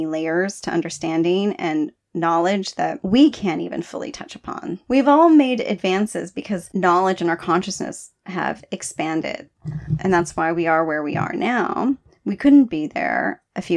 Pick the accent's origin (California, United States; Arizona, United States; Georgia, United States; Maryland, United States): California, United States; moved away; I'm from California, I was born in California. I haven't lived there in a long time